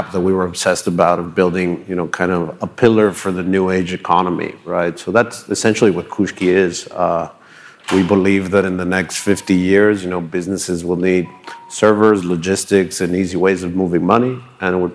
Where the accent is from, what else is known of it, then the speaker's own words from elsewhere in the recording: Ecuador; moved away; also born or lived in United States; I'm originally from Ecuador. I was raised there.